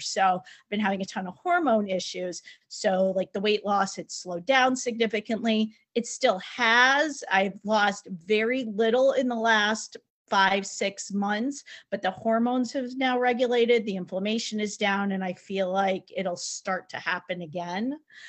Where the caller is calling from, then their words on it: Connecticut, United States; So I am in Connecticut, not far from Heather.